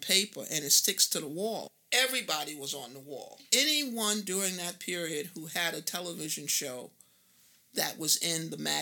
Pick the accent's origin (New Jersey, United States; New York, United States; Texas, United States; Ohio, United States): New York, United States; New York City; When I grew up in New York, basically you had blacks, you had Italians, you had Jewish, and you had Irish. And in Queens at that time